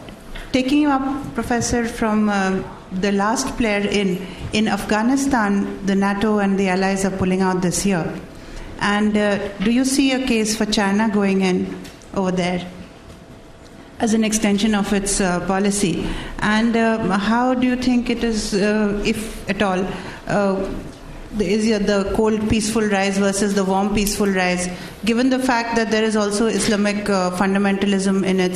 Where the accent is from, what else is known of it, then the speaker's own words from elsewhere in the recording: India; I'm from India.